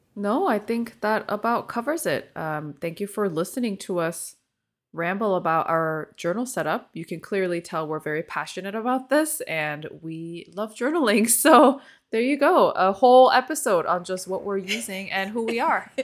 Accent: Seoul, grew up in California, United States; first language Korean; English is a second language; I moved to California with my parents when I was eleven years old from Seoul, Korea. And so my first language is Korean

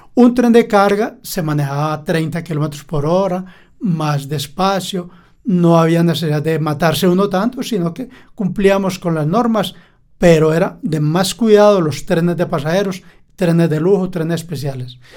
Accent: Caracolí, Antioquia, Colombia; Yo nací en Caracolí y el amor por los trenes nace desde niño porque salía a vender a los trenes

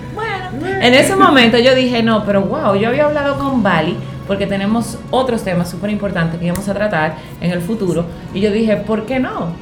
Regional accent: Higüey, La Altagracia, Dominican Republic; Yo soy de un campo, yo soy de Higüey

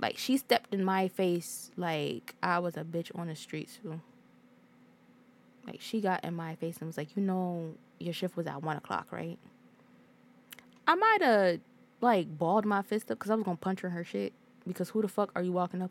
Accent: Hartford, Connecticut, United States; I'm from Hartford

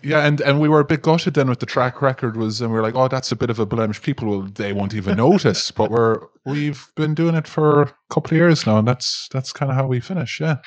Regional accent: Ireland; we're, we're Irish

